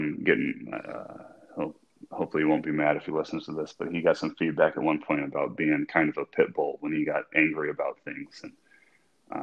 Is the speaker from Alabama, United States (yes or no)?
no; Midland, Michigan, United States; I grew up in Midland, Michigan, which is the hometown